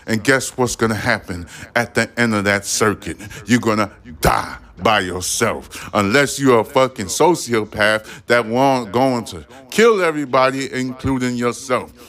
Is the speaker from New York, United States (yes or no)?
yes; New York City, New York, United States; I am a New Yorker